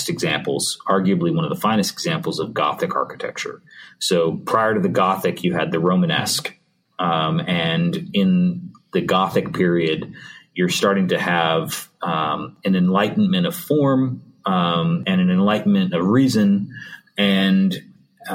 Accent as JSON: {"language": "English", "town": "Montreal", "region": "Quebec", "country": "Canada", "said": "I'm from Montreal, so I speak a little French."}